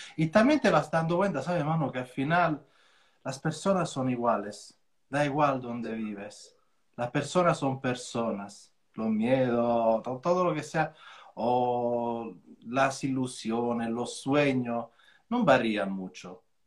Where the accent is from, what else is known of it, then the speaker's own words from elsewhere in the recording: Formia, Lazio, Italy; Spanish is a second language; moved away as an adult; also born or lived in Switzerland / London; now in Mijas, Spain; de Italia yo soy de Formia